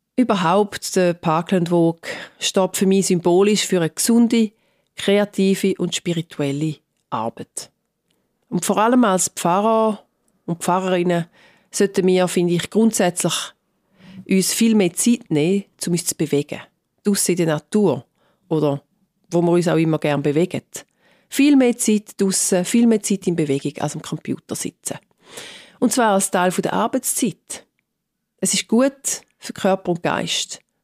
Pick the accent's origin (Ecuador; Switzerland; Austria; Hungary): Switzerland; now in London, United Kingdom; ich bin Schweizerin und Britin